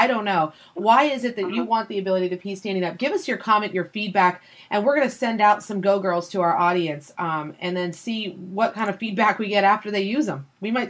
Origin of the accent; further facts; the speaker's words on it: California, United States; because I'm from California